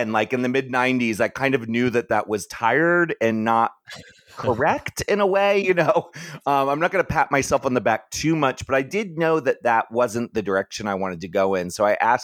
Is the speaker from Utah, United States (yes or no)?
no; Maryland, United States; moved away; I grew up in Maryland